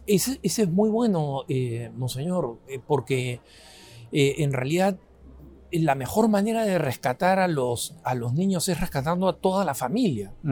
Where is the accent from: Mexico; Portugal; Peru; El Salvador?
Peru; soy del Perú